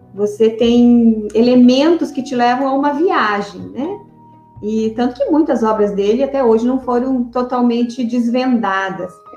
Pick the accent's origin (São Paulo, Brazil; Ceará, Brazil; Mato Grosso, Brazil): Mato Grosso, Brazil; Sinop; also born or lived in Paraná; eu sou paranaense. Eu cheguei aqui em Sinop com sete anos, com a minha família.